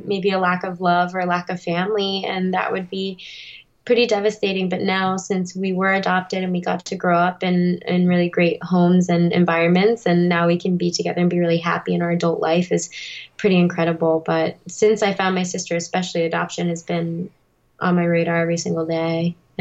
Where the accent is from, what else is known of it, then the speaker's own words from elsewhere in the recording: Verona, New Jersey, United States; moved away as an adult; also born or lived in South Korea / Boston; now in Los Angeles, United States; grew up in Verona, New Jersey for the majority of my life until I went to college in Boston, and then eventually found my way out to Los Angeles